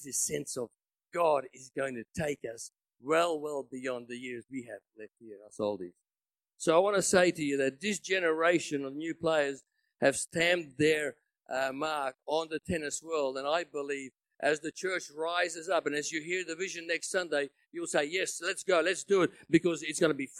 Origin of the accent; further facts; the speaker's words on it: Australia; I wasn't there as an Aussie